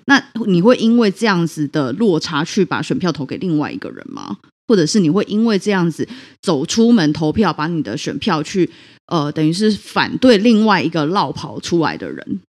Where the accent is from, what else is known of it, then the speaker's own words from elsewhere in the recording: Taiwan; 我们台湾人